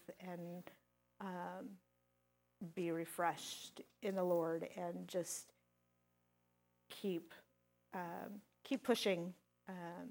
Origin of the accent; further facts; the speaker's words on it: Colorado, United States; now in Hastings, United States; I'm from Colorado.